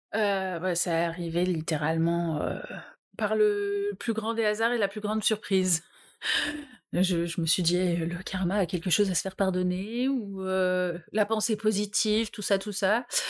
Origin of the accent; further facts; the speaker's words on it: Normandy, France; je viens de Normandie